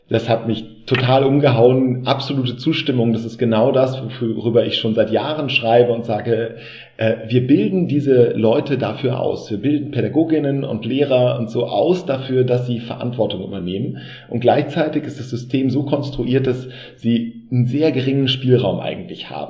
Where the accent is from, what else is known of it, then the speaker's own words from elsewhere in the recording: Düsseldorf, North Rhine-Westphalia, Germany; born there; Als gebürtiger Düsseldorfer kenne ich die Institution natürlich.